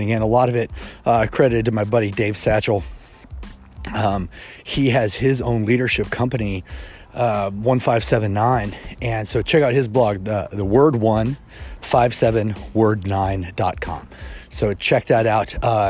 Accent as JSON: {"language": "English", "town": "Kansas City", "region": "Missouri", "country": "United States", "tie": "born or raised there", "said": "I was raised in Kansas City, Missouri. And so I claim Kansas City as home."}